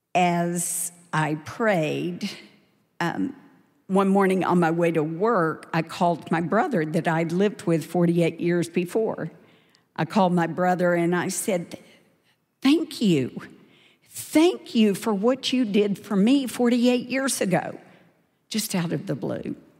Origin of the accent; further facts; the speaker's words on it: Dallas, Texas, United States; I grew up in Dallas in a wonderful yet very imperfect family.